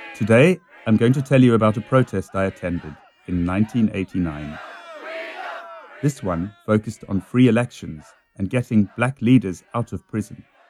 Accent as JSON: {"language": "English", "town": "Cape Town", "region": "Western Cape", "country": "South Africa", "tie": "born or raised there", "said": "I grew up in Cape Town, South Africa"}